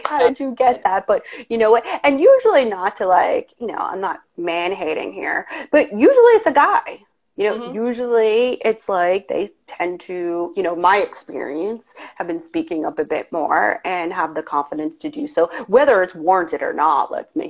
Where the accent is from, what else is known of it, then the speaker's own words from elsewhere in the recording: New York, United States; accent: New York; people think I have a crazy New York somewhat accent